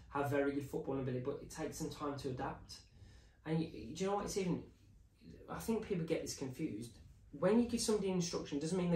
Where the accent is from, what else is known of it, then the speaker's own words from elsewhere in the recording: England, United Kingdom; it's just part of my psyche being probably English is that it's like a little bit uncomfortable sometimes when people call your name.